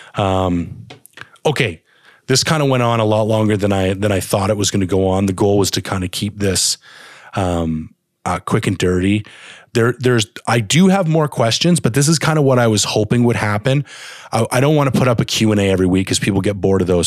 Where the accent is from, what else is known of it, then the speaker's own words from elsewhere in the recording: Canada; I'm a Canadian